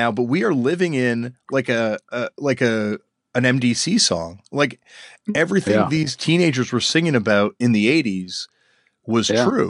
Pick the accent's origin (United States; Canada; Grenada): Canada; I'm from Canada